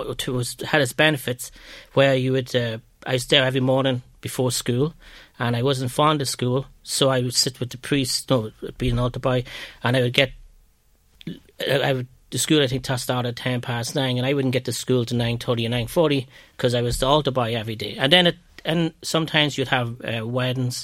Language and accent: English; Ireland; accent: Irish brogue; moved away as an adult; my accent, my brogue was very strong